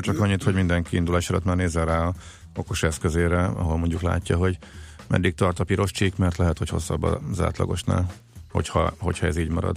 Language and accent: Hungarian; Zalaegerszeg, Zala, Hungary; mint Zalaegerszegi fiúként